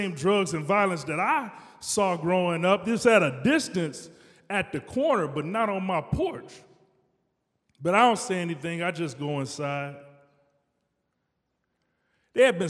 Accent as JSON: {"language": "English", "town": "Detroit", "region": "Michigan", "country": "United States", "tie": "born or raised there", "moved": "yes", "lives_now": "Chicago, United States", "said": "I grew up in Detroit in the 80s, crack era"}